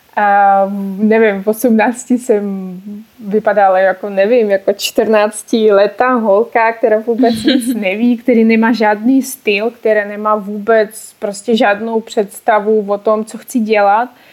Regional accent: Urals, Russia; Czech is a second language; now in Czech Republic; Já jsem z Ruska, ale bydlím tady už přes 10 let

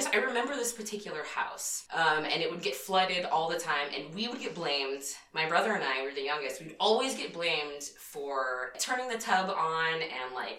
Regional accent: Southern California, United States; I grew up in Southern California

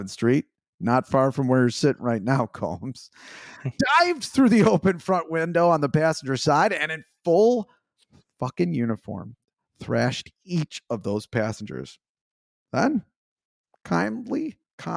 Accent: Chicago, Illinois, United States; growing up on the South Side

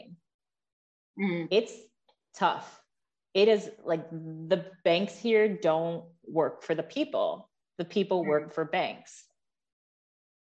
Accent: United States; I'm American myself

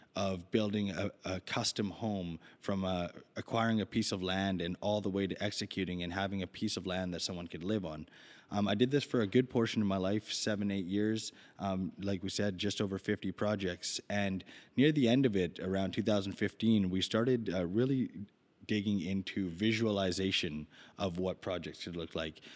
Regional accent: Vancouver, British Columbia, Canada; I grew up in Vancouver

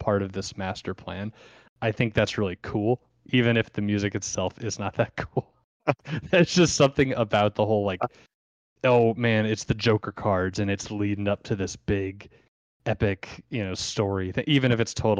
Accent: Muscatine, Iowa, United States; me being born a Muscatine.

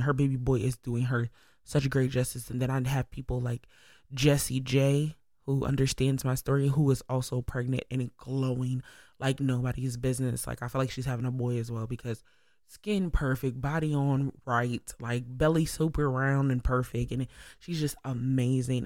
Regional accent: Syracuse, New York, United States; I'm just a regular, regular, schmegular girl from upstate New York, S Y in the building. And it's like, I'm just from Syracuse

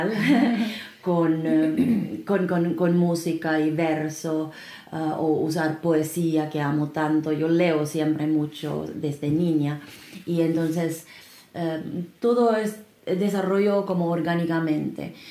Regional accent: Finland; Spanish is a second language; now in Peru; Yo soy de Finlandia

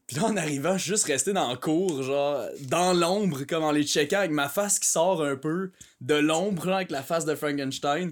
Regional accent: Canada; j'étais un Canadien

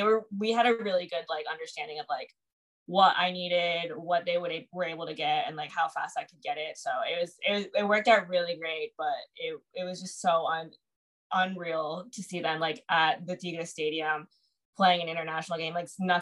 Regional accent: Houston, Texas, United States; born or raised there

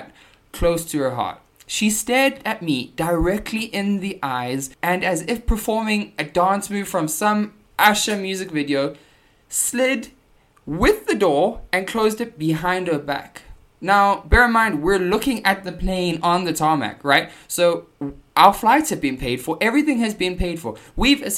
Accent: South Africa; I'm South African

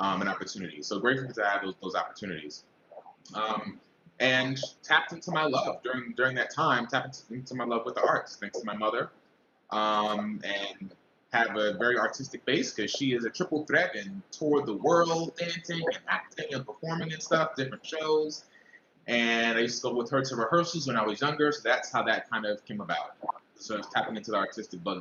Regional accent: New York City, New York, United States; born and raised in Brooklyn, New York

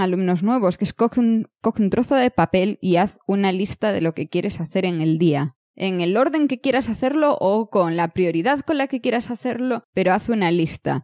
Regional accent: Galicia, Spain; moved away as an adult; soy soy gallega, he nacido aquí, he estudiado aquí toda mi vida

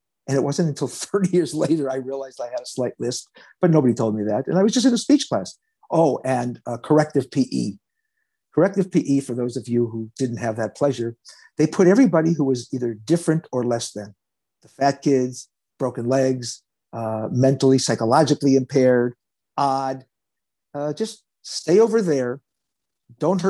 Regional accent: Los Angeles, California, United States; I was born in Los Angeles

